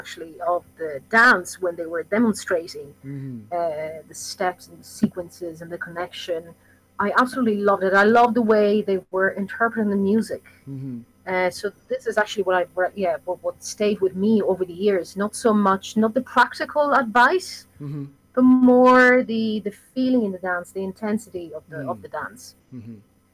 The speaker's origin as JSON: {"language": "English", "country": "Italy", "moved": "as an adult", "lives_now": "Ireland", "said": "I'm originally from Italy, although I live in Ireland now"}